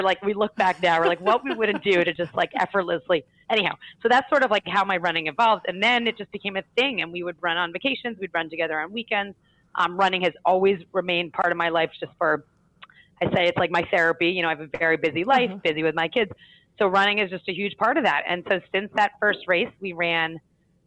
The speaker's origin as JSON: {"language": "English", "region": "New York", "country": "United States", "said": "as a New Yorker"}